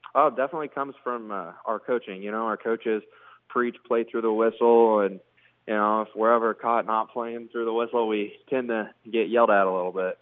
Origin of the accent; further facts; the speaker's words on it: Maryville, Missouri, United States; he used to coach at my hometown